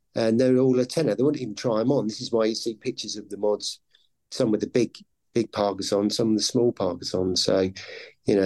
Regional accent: Ely, East of England, United Kingdom; I was born in Ely near Cambridge

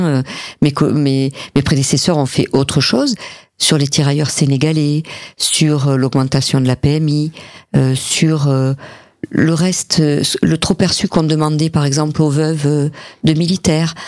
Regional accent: Montpellier, Occitania, France; je suis montpelliéraine

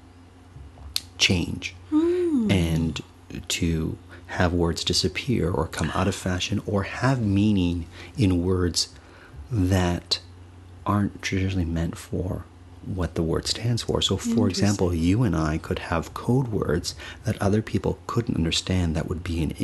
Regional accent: Canada; accent: Canadian; we're both Canadian

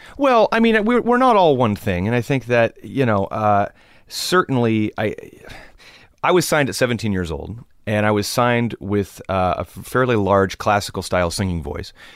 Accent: Los Angeles, California, United States; growing up in Los Angeles, it's, it's a, it's a cultural melting pot if you choose for it to be.

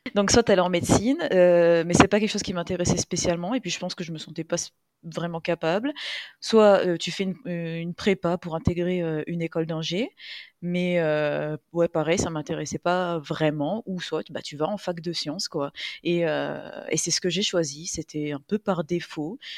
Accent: Réunion; also born or lived in metropolitan France; je vis à La Réunion, je suis réunionnaise

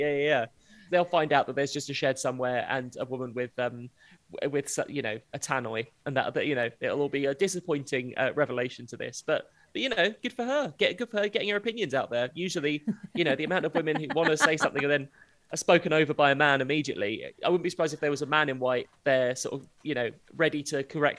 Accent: United Kingdom; it's in the Quantox, which being British already sounds like a swear word.

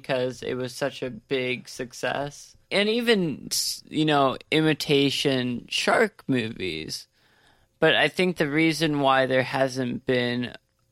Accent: Midwest, United States; growing up in the Midwest

